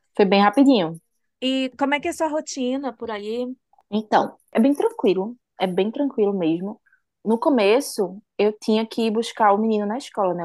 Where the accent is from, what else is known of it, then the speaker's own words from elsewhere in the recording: Recife, Pernambuco, Brazil; moved away as an adult; now in Sweden; Eu sou de Recife, Pernambuco